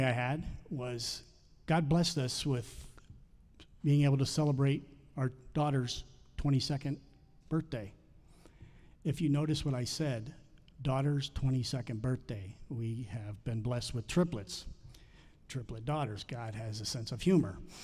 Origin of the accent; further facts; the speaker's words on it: the South, United States; I'm from the South, and we have black-eyed peas